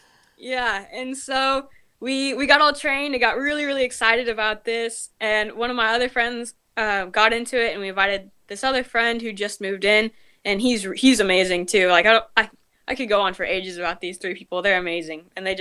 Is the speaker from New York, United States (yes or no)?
no; Washington, United States; born there; also born or lived in various states; So we moved around a little bit. I was born in Washington. We moved to a couple different states, and my siblings were all born in different states except for the two last ones.